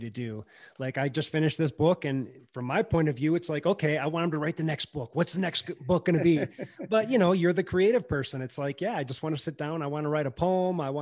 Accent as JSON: {"language": "English", "region": "Wisconsin", "country": "United States", "said": "we're both from Wisconsin"}